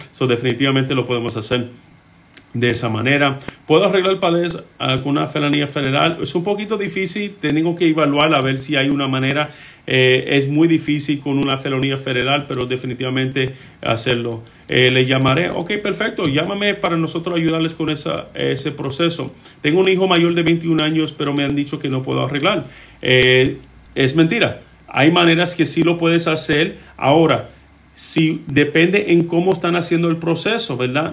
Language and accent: Spanish; Puerto Rico; now in Texas, United States; Yo soy de Puerto Rico, eh, la isla del encanto, es a donde, eh, de, donde soy originalmente mi sangre